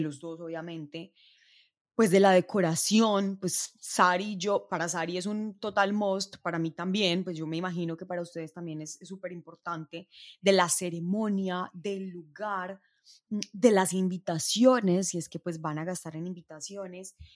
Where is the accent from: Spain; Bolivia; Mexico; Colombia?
Colombia; las personas que somos de Colombia